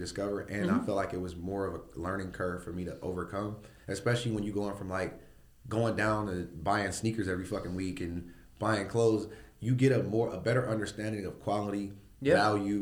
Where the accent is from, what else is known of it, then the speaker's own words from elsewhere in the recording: Akron, Ohio, United States; I'm that dude from Akron. I'm just a dude from Akron. Yeah. But yeah, I'm from Akron.